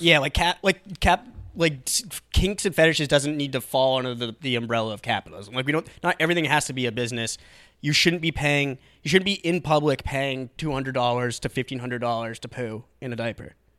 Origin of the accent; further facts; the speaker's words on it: Atkinson, New Hampshire, United States; Atkinson, my hometown, like, in New Hampshire